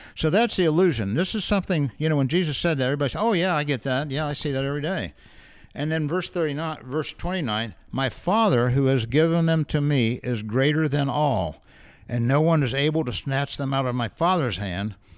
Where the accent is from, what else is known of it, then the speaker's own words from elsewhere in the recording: United States; we're Americans, well, I'm American